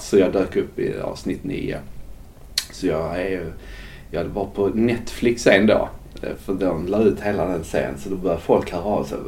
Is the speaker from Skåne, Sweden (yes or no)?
yes; Skåne, Sweden; moved away; also born or lived in Gothenburg; på den kommun där jag växte upp